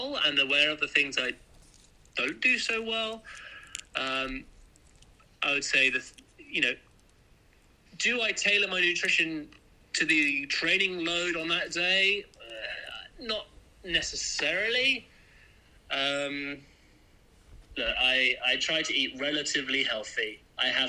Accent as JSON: {"language": "English", "region": "England", "country": "United Kingdom", "tie": "born or raised there", "moved": "yes", "lives_now": "Berlin, Germany", "said": "growing up in England"}